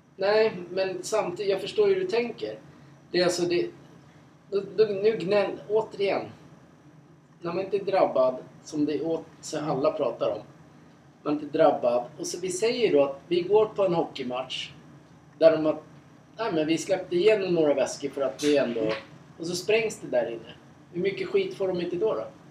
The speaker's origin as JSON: {"language": "Swedish", "country": "Sweden", "said": "som svensk"}